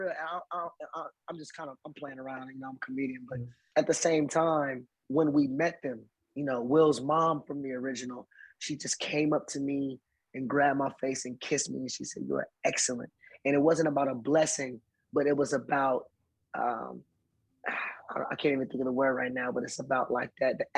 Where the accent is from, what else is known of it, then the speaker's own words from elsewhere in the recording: Philadelphia, Pennsylvania, United States; I come from West Philly. We fought on the court.